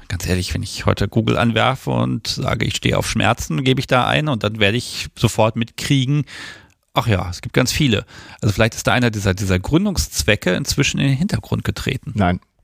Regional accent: Hanover, Lower Saxony, Germany; meiner Heimatstadt

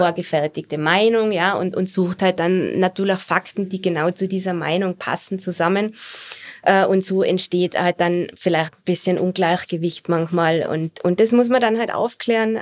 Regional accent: Austria; als Österreicherin

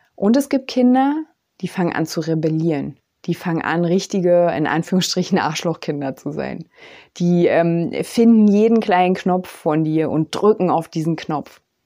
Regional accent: East Germany, Germany; ich bin ja aus dem Osten

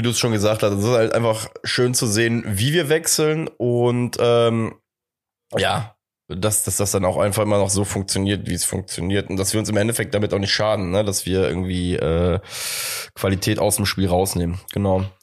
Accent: Cologne, North Rhine-Westphalia, Germany; Auch lustig, dass wir als Kölner innerhalb von fünf Jahren erstmal ähm, Belgrad einmal komplett durchkreuzen.

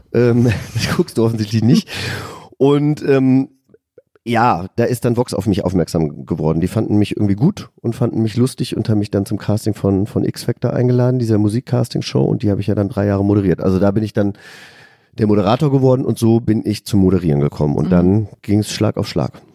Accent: Hesse, Germany; also born or lived in California; ich komme ja aus Hessen, aus einem, aus einem kleinen Dorf

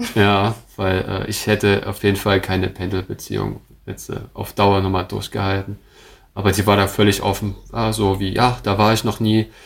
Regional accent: Dresden, Saxony, Germany; also born or lived in Koblenz; ich bin ja gebürtiger Dresdner

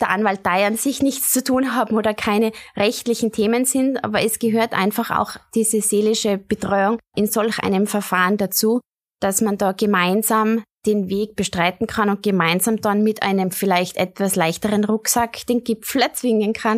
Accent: Tyrol, Austria; meine Heimat und an meine Wurzeln

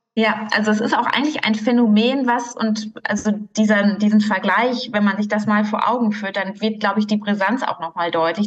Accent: Marl, North Rhine-Westphalia, Germany; also born or lived in Münster; ich bin ja aufgewachsen im Ruhrgebiet in Mahl, ähm, dort geboren und groß geworden

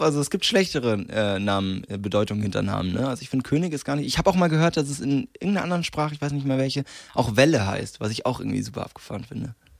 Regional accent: Landsberg am Lech, Bavaria, Germany; bis ich 15 war, ähm, habe ich in Issing gewohnt. Das ist nochmal ein ganz, ganz kleines Dorf in der Nähe von Landsberg.

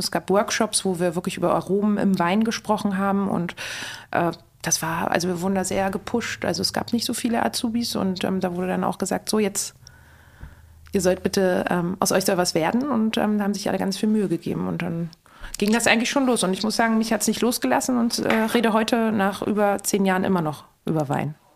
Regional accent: Berlin, Germany; moved away as an adult; Ich bin in Berlin geboren, Berlin-Charlottenburg.

